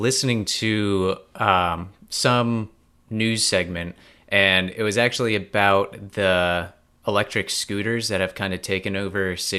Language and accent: English; United States; as someone coming from the US